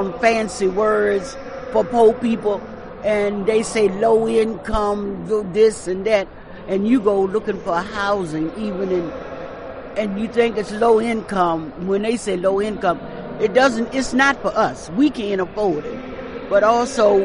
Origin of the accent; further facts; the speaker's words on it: Baltimore, Maryland, United States; I'm from Baltimore, Maryland